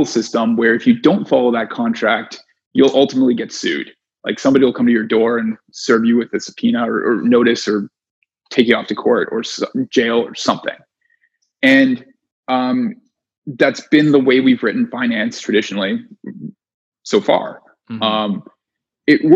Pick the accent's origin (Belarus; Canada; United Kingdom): Canada; moved away as an adult; also born or lived in New York; I'm Canadian